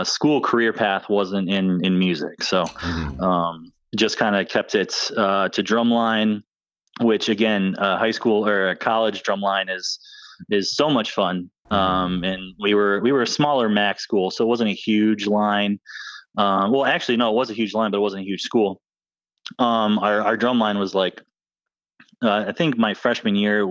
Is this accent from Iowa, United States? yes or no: no; Northern Michigan, United States; now in Florida, United States; I'm from Northern Michigan